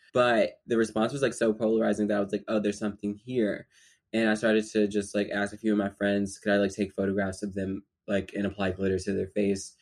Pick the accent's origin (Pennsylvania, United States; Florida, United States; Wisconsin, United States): Pennsylvania, United States; Philadelphia; now in New York, United States; I'm from Philly. I grew up in South Philadelphia